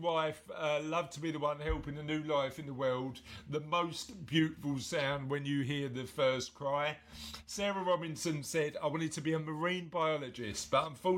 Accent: London, United Kingdom; I'm from East London. I'm from sort of a little bit further in a place called Canning Town

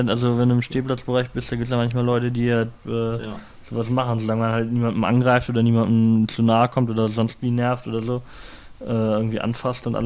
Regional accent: Hildesheim, Lower Saxony, Germany; born there; Hey, wie redest du über meine Geburtsstadt, ja?

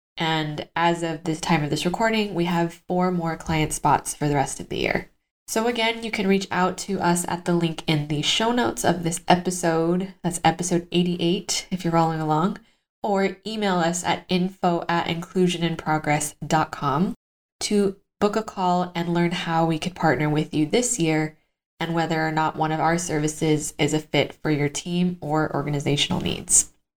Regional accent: Los Angeles, California, United States; now in Madrid, Spain; my home state of California

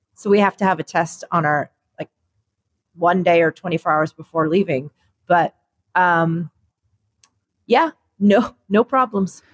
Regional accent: United States; I'm the American in the family.

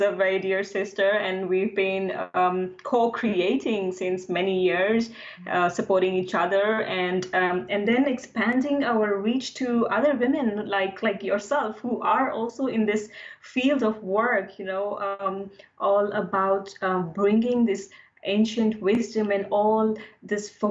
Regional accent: India; now in London, United Kingdom; being grown up in India in a conservative family

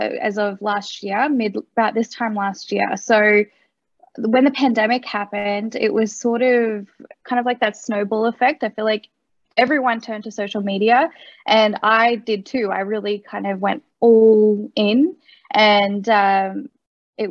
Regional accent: Australia; also born or lived in Kolkata, India; I was adopted from Calcutta, India. I came to Australia when I was 4 months old

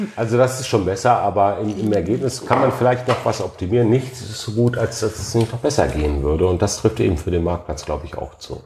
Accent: Alfeld, Lower Saxony, Germany; also born or lived in Hannover; mein Geburtsort

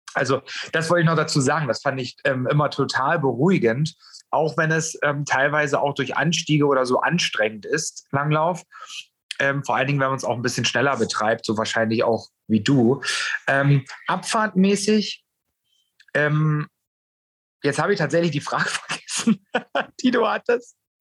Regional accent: Germany; bei uns in Deutschland

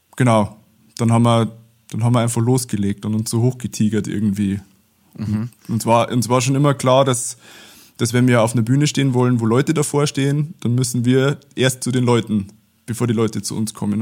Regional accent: Abensberg, Bavaria, Germany; bei uns in Abensberg losgegangen, das ist so 30 äh, Kilometer südlich von Regensburg

